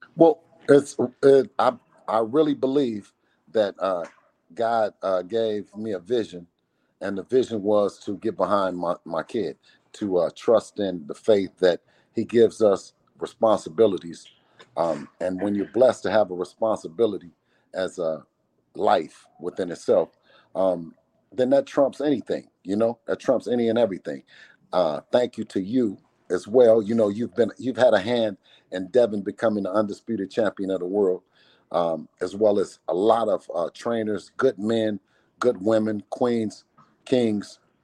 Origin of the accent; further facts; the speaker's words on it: Oakland, California, United States; my hometown of Oakland